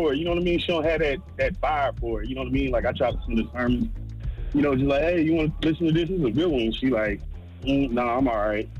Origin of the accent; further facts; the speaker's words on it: Jacksonville, Florida, United States; I'm from Duval. I done dealt with the most ratchet females ever.